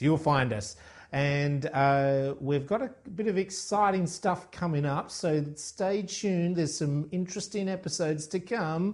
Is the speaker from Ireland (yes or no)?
yes; Ireland; you and I growing up in Ireland